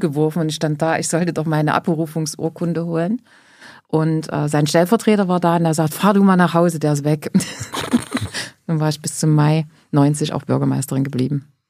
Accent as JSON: {"language": "German", "town": "Grimma", "region": "Saxony", "country": "Germany", "tie": "born or raised there", "also_born_or_lived": "Nordhausen, Thuringia", "said": "bin nach Sachsen, nach Grimma, dort, wo ich heute noch lebe"}